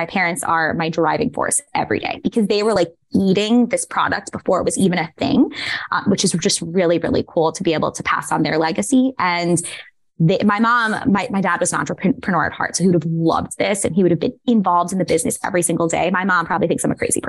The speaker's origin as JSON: {"language": "English", "town": "New York City", "region": "New York", "country": "United States", "tie": "born or raised there", "moved": "as an adult", "lives_now": "San Francisco, United States", "said": "I am originally from Staten Island."}